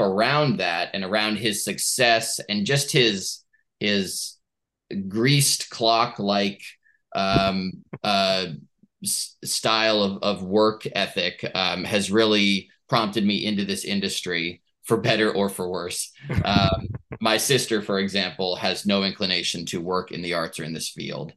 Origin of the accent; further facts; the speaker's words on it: Portland, Oregon, United States; Portland, Oregon, my hometown that I love so much